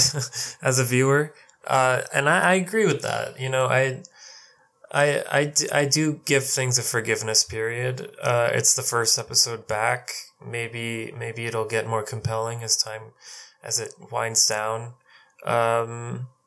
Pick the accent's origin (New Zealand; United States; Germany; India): India; I'm Indian